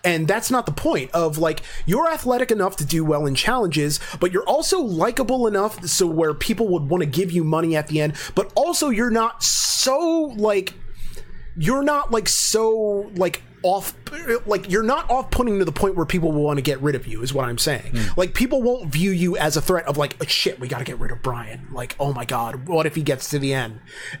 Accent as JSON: {"language": "English", "region": "Pennsylvania", "country": "United States", "said": "I'm from the Mushroom Capital, PA. I smell it a lot, but I'm going to Knoebels tomorrow morning."}